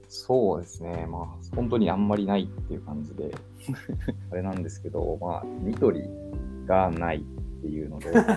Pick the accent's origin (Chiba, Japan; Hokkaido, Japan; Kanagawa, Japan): Hokkaido, Japan; moved away as an adult; also born or lived in Sapporo; now in Nakano, Japan; どさんこエンジニア